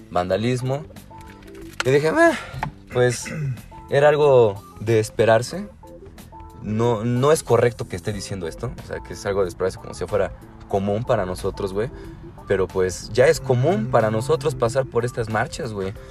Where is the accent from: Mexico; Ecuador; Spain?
Mexico; Puebla; Somos, somos de Puebla.